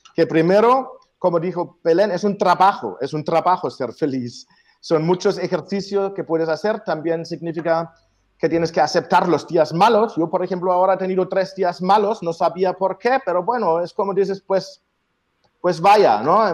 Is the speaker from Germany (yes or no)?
yes; Germany; moved away; Yo soy el alemán